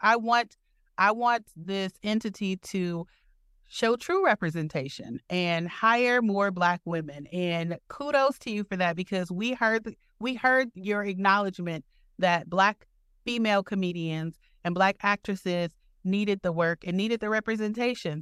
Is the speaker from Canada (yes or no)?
no; Detroit, Michigan, United States; now in Milwaukee, United States; I'm originally from Detroit.